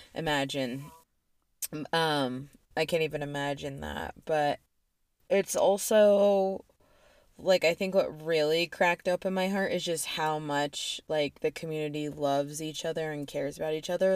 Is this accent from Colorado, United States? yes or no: yes; Aurora, Colorado, United States; also born or lived in Boulder, Colorado; I'm from Aurora too, and I lived in Aurora when the theater shooting happened